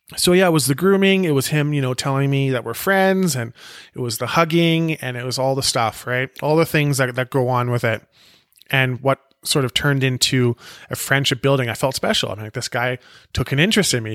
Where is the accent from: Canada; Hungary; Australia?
Canada; Penticton, British Columbia; born or raised there; also born or lived in South Africa